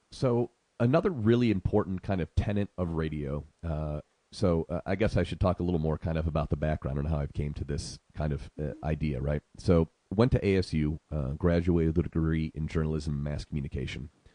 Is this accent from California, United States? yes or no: no; Syracuse, New York, United States; moved away as an adult; also born or lived in Arizona; now in Sedona, United States; I'm originally from Syracuse, New York